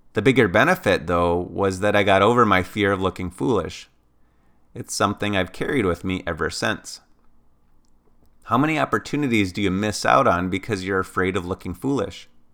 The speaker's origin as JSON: {"language": "English", "town": "Ely", "region": "Minnesota", "country": "United States", "tie": "born or raised there", "said": "my hometown of Ely, Minnesota"}